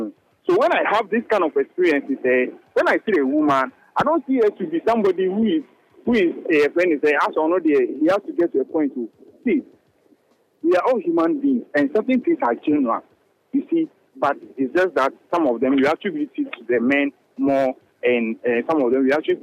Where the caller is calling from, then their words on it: Atomic, Greater Accra, Ghana; I'm currently at Atomic.